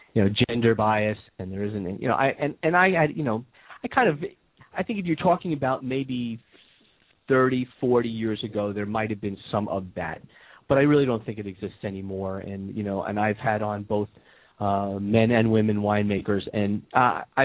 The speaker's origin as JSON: {"language": "English", "region": "New York", "country": "United States", "moved": "yes", "said": "I'm from New York"}